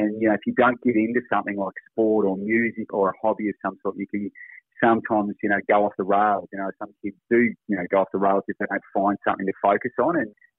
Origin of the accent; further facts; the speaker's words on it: Tasmania, Australia; now in Gold Coast, Australia; we're both originally from Tassie.